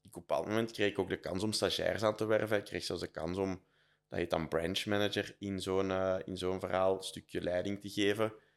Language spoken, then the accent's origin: Dutch; Herent, Flanders, Belgium; accent: Flemish Brabant; moved away as an adult; also born or lived in Brussels; now in Antwerp, Belgium; Ik ben eigenlijk van Herend een dorp bij Leuven.